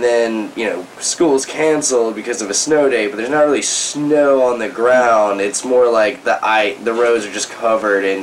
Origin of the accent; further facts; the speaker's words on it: Charlotte, North Carolina, United States; growing up in Charlotte, I mean, Charlotte's about like 30, 40 minute drive from uh, the border of South Carolina.